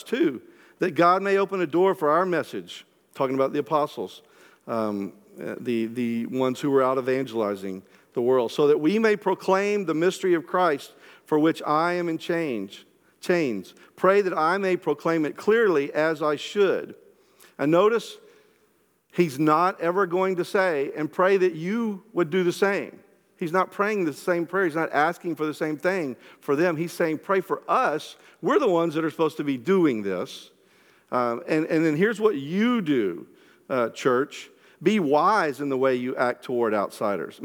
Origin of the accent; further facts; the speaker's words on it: the Bible Belt, United States; growing up in the Bible Belt